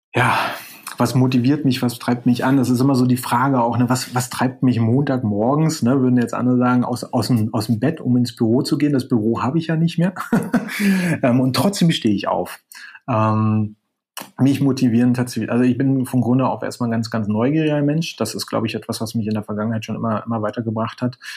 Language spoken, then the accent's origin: German; Berlin, Germany; moved away as an adult; also born or lived in near Alicante, Spain; now in Spain; bin gebürtiger Berliner, das ist vielleicht nur interessant, äh, lebe gerade aber äh, etwas südlich von Alicante